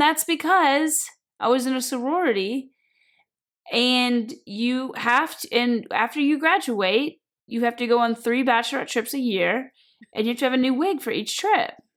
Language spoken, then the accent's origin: English; Kentucky, United States; moved away as an adult; also born or lived in South Carolina / Georgia; when I was growing up in Kentucky